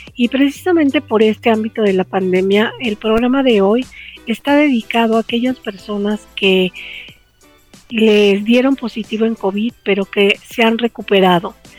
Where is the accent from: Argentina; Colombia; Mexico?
Mexico; personas como somos los mexicanos